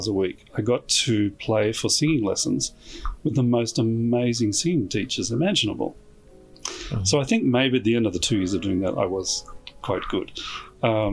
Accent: Australia; moved away as an adult; now in Chicago, United States; my background, I'm obviously Australian.

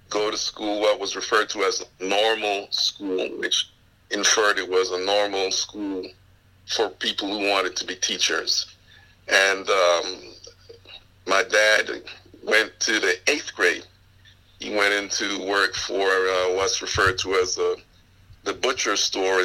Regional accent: Panama; accent: West Indian; moved away as an adult; also born or lived in Panama Canal Zone; now in United States; the Panamanian culture, where I was born and raised there in Panama

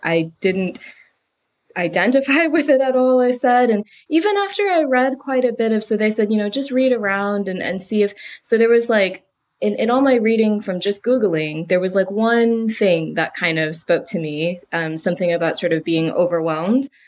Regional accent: United States; moved away as an adult; now in United Kingdom; I'm American

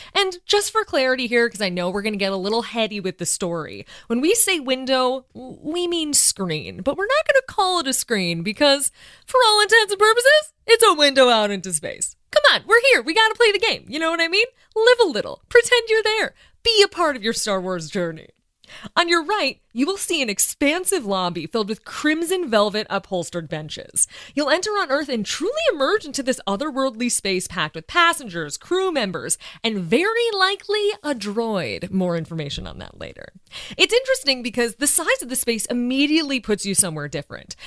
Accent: Chicago, Illinois, United States; As a Chicagoan

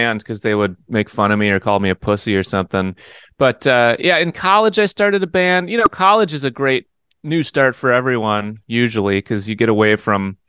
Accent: New Berlin, Wisconsin, United States; also born or lived in Eau Claire, Wisconsin; I grew up on the outskirts of Milwaukee in a suburb called New Berlin

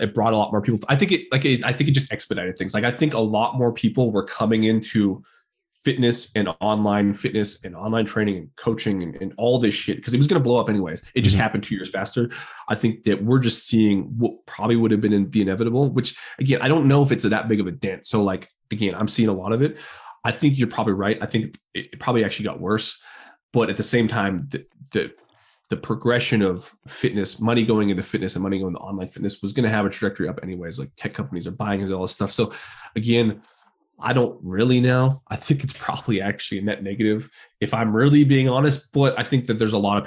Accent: Canada; we're both Canadian

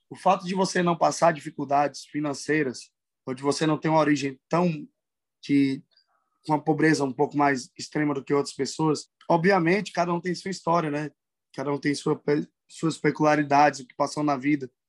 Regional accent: Northeast Region, Brazil; Porque eu participei muito e eu sou nordestino.

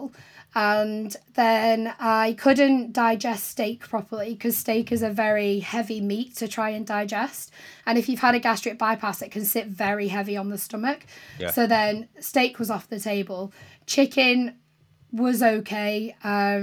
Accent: St Helens, North West England, United Kingdom; moved away; I grew up in St. Helens, which isn't too far from Liverpool. It's kind of between Liverpool and Manchester.

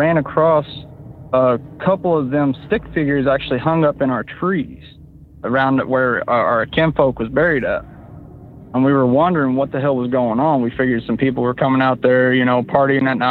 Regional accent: Oklahoma, United States; accent: Oklahoma; also born or lived in upstate New York; now in New York, United States; Oh, I live in upstate New York, but I'm originally from Oklahoma.

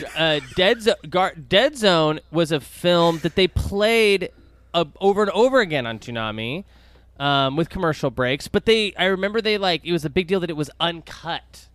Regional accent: Dallas, Texas, United States; when I was growing up in Dallas

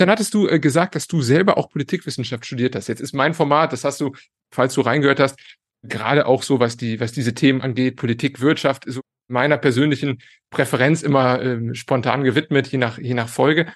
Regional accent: Cologne, North Rhine-Westphalia, Germany; moved away as an adult; now in Italy; ich bin Kölner

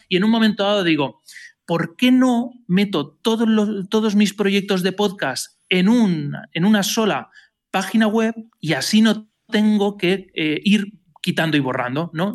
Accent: Elche, Valencian Community, Spain; soy de Elche, pero estudié en Valencia

